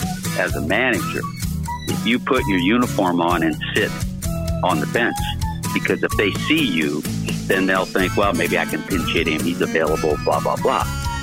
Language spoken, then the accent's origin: English; Los Angeles, California, United States; we're in Los Angeles. Now, you got to remember, it's my hometown, the team I rooted for.